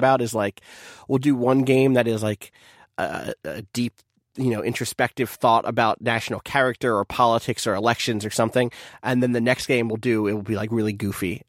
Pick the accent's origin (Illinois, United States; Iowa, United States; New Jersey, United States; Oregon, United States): New Jersey, United States; I was from South Jersey, which meant I was a Philly fan